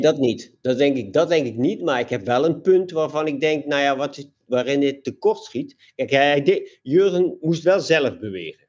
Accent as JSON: {"language": "Dutch", "region": "Limburg", "country": "Netherlands", "tie": "born or raised there", "said": "als ik vanuit eh, mijn, mijn, eh, mijn geboorteplaats eh, te hard fiets, dan zit ik al in Duitsland"}